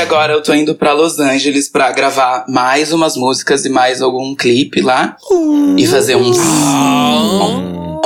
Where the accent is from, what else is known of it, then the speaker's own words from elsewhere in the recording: Brazil; eu sou brasileira